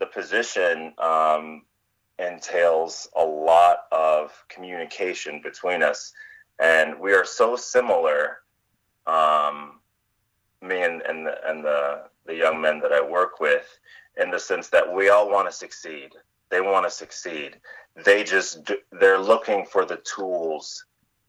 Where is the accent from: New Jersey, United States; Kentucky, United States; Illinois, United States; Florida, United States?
Kentucky, United States; I was essentially selling my services in my hometown